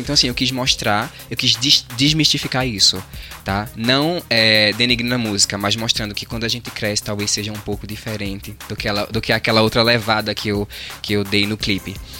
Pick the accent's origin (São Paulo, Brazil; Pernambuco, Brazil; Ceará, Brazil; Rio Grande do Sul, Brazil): Pernambuco, Brazil; João Alfredo; na cidade de Bom Jardim, que é a vizinha João Alfredo, onde a gente é